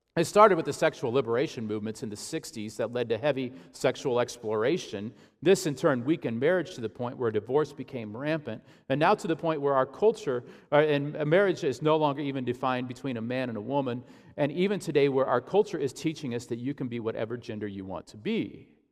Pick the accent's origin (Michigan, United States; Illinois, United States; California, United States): Illinois, United States; Ashland; my hometown, Ashland, Illinois